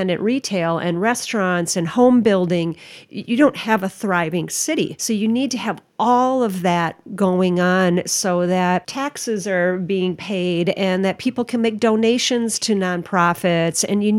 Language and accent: English; Minnesota, United States; And I'm from Minnesota.